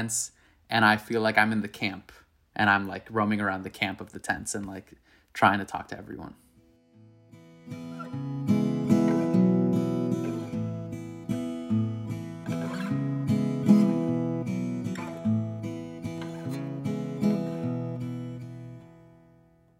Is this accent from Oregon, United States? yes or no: no; Miami, Florida, United States; moved away as an adult; also born or lived in New York; the community that I'm from is like the Latino Jewish community of Miami